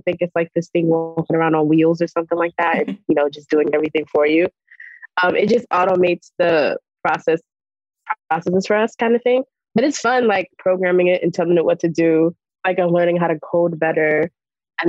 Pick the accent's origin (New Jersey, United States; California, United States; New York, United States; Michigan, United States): New York, United States; New York City; I'm from Brooklyn, New York